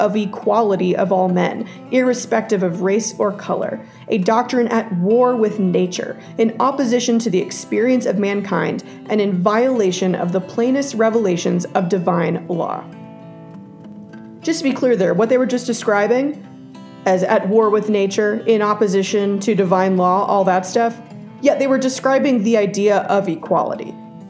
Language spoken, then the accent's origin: English; Texas, United States; Now for my home state of Texas